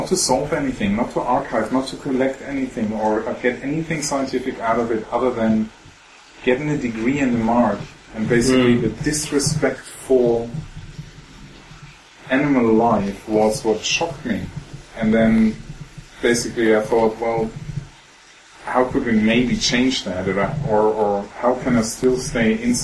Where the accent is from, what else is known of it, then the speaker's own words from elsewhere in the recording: West Germany, Germany; moved away as an adult; also born or lived in Greifswald, Germany; I came from the West and then went into the East to study there.